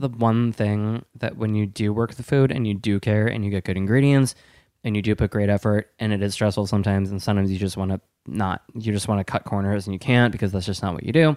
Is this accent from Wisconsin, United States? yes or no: yes; Wisconsin, United States; moved away as an adult; also born or lived in East Coast; I'm from Wisconsin